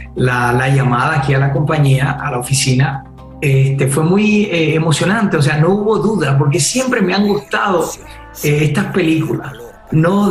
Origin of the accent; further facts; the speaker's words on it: Puerto Rico; soy de Puerto Rico